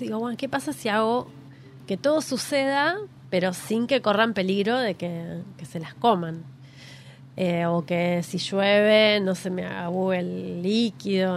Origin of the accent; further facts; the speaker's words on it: Quilmes, Buenos Aires Province, Argentina; cuando era niña, yo nací en Quilmes, viví mucho tiempo en una casa